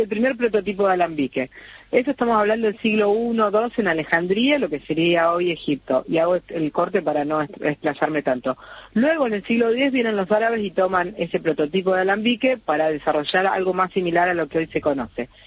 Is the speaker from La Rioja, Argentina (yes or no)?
no; Rosario, Santa Fe, Argentina; moved away as an adult; also born or lived in Barcelona, Spain / Ibiza, Spain / Formentera, Spain; Yo, bueno, nací en Rosario, estudié diseño